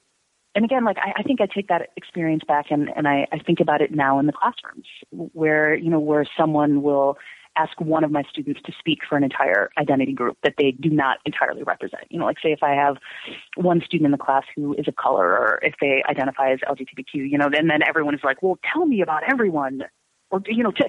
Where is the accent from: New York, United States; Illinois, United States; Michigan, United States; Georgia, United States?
Illinois, United States; Chicago; also born or lived in Prague; I'm from Chicago, and you know, I teach and I do this